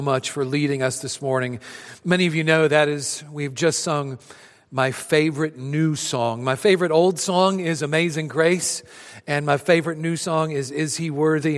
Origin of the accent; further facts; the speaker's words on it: Adrian, Missouri, United States; my hometown of Adrian, Missouri